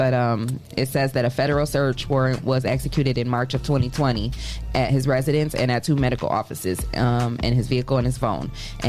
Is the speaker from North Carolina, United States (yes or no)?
no; Adrian, Michigan, United States; now in Toledo, United States; whenever I go out of town, I always say I'm from Toledo. But technically, I am Michigan bred. You know, I was born in a small town called Adrian, Michigan.